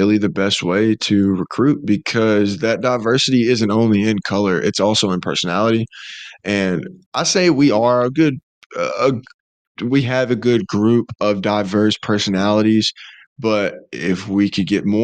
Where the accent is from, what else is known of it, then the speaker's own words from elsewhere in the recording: Alabama, United States; me growing up in Alabama